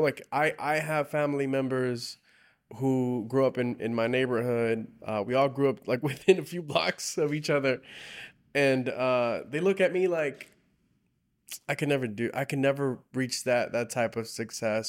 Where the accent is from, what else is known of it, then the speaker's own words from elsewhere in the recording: South Gate, California, United States; I grew up in Southgate, and all the surrounding cities now we serve in, in Southeast L